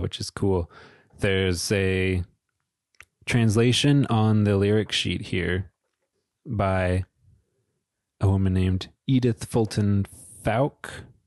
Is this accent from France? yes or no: no; Peterborough, Ontario, Canada; my hometown of Peterborough, Ontario